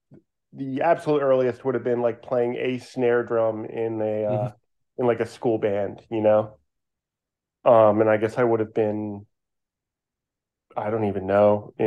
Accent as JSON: {"language": "English", "town": "Willow Grove", "region": "Pennsylvania", "country": "United States", "tie": "born or raised there", "said": "I grew up where I was at. It's called Willow Grove. And just north of here"}